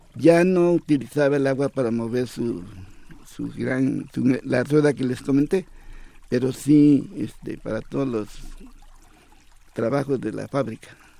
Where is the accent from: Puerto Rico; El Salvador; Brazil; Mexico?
Mexico; Mexico City; yo nací en La Fuente, ya hace algunos años y siempre vi agua, siempre. Hasta los cinco años que, estuve allí